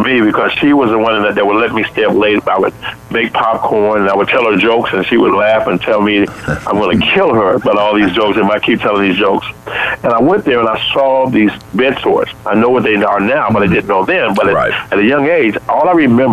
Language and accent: English; Chicago, Illinois, United States; when I grew up in Chicago, as I grew up, my mom was a single parent working in a grocery store.